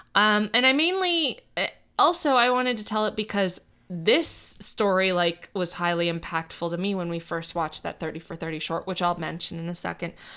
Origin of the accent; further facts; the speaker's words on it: Miami, Florida, United States; I grew up in Miami